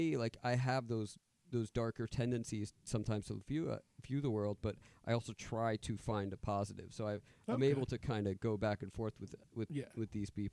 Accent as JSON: {"language": "English", "region": "New York", "country": "United States", "tie": "born or raised there", "moved": "as an adult", "lives_now": "Maryland, United States", "said": "I grew up in New York, and I was an actor there for a little while"}